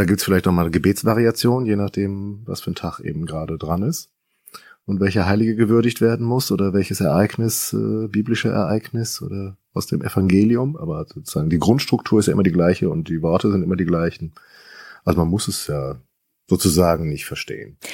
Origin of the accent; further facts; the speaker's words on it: North Rhine-Westphalia, Germany; now in Berlin-Brandenburg, Germany; ich komme ja ursprünglich aus Westfalen